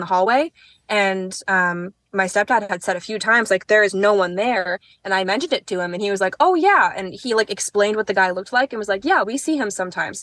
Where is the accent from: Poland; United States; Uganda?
United States; Manchester, New Hampshire; a kid for me growing up in Manchester